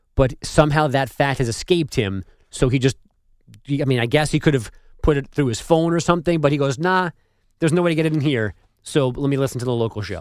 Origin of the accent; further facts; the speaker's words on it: New York, United States; moved away; as a New Yorker